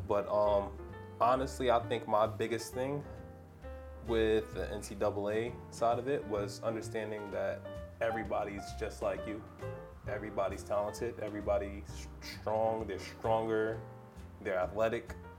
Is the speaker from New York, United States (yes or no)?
yes; New York City, New York, United States; moved away; I'm a New Yorker